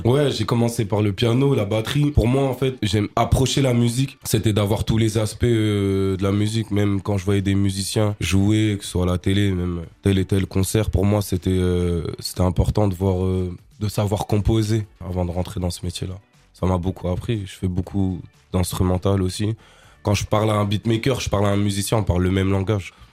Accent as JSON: {"language": "French", "town": "Strasbourg", "region": "Grand Est", "country": "France", "tie": "born or raised there", "said": "J'ai grandi à Strasbourg, j'ai commencé à Strasbourg"}